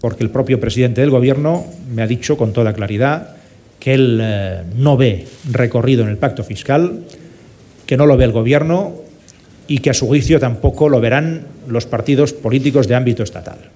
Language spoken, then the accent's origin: Spanish; Torelló, Catalonia, Spain; also born or lived in near León, Spain / Madrid, Spain; Soy nacido en Turelló, al lado de Vic, zona de mucha influencia independentista. Y bueno, y allí estuve viviendo hasta los 9-10 años y después estuve viviendo tres años en el, lo que podría ser un extremo opuesto, en un pueblo de 15.000 habitantes al lado